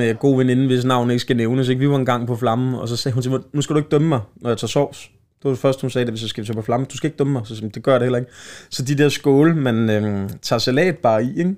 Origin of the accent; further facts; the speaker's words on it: Slagelse, Zealand, Denmark; Slagelse, min hjemstavn